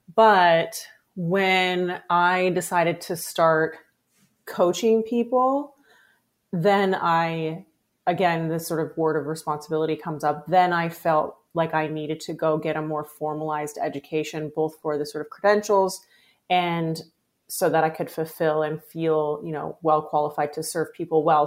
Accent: Pacific Northwest, United States; I grew up in the Pacific Northwest, uh, on a farm primarily

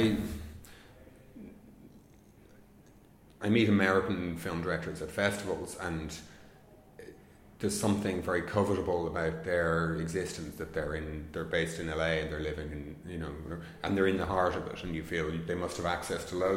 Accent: Ireland; being an Irish filmmaker

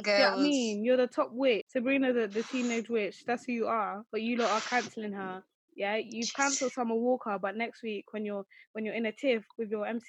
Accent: Nigeria; I'm Nigerian

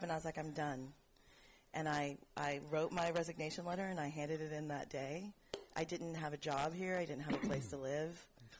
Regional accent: Lubbock, Texas, United States; moved away as an adult; also born or lived in Clark Air Force Base, Philippines; now in San Francisco, United States; My dad retired from the Air Force when I was five, so I grew up in Texas.

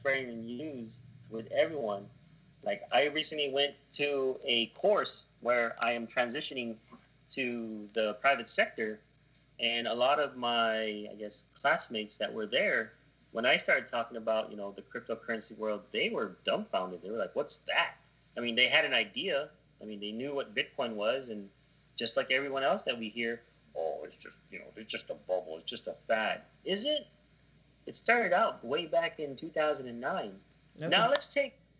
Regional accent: United States; We are, yes, Americans

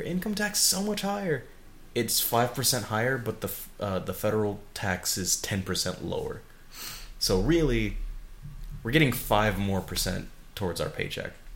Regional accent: Chicago, Illinois, United States; moved away as an adult; now in Oregon, United States; I was from Chicago

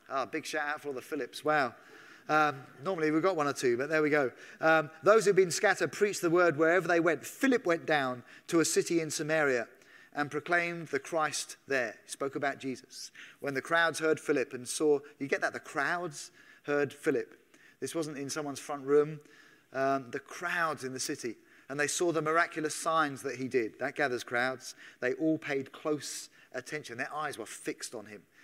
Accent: England, United Kingdom; as an Englishman.

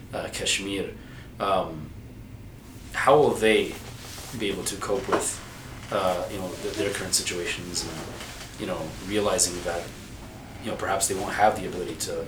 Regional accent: Minnesota, United States; I grew up in Minnesota

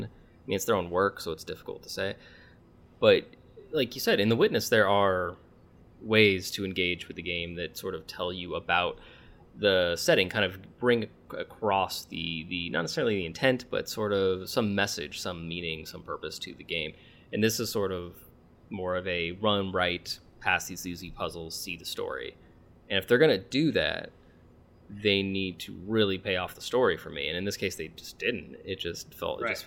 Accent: United States; we're Americans

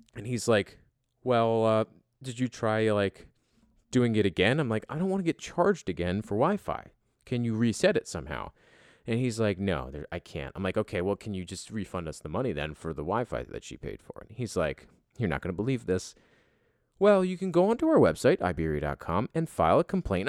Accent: United States; me being American

